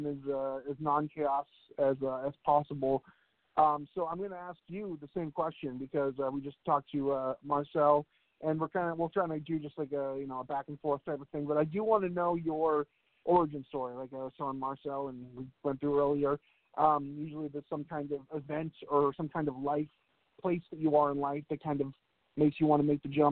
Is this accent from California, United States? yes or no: no; Boston, Massachusetts, United States; moved away; also born or lived in New Hampshire; I was born and raised in Boston and moved up to New Hampshire